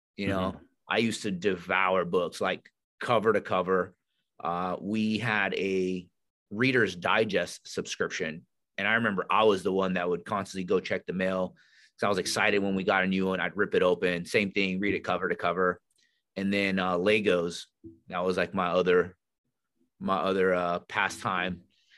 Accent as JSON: {"language": "English", "region": "California", "country": "United States", "tie": "born or raised there", "said": "So we went, we grew up in Northern California. And if you're familiar with Northern California, it's beautiful, like lakes, rivers, mountains out there."}